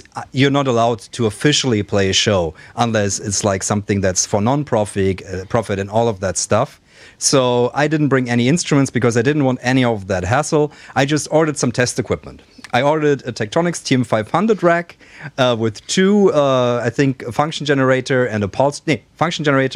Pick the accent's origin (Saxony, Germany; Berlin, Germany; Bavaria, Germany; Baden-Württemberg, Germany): Baden-Württemberg, Germany; Black Forest; moved away; my hometown, next to the hometown in the Black Forest